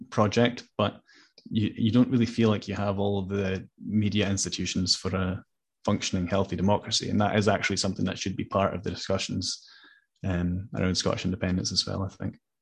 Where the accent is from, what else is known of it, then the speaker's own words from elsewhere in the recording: Hamburg, Germany; now in Scotland; I was born in Germany, so I, I'm also an adopted Scot in a way